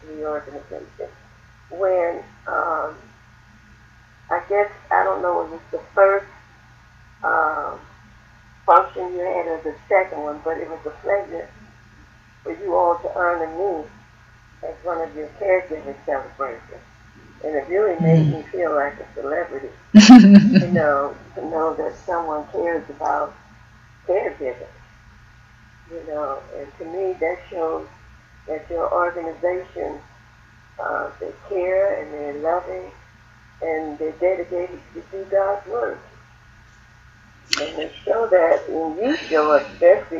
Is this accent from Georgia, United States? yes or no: yes; Stone Mountain, Georgia, United States; I'm from Stone Mountain, Georgia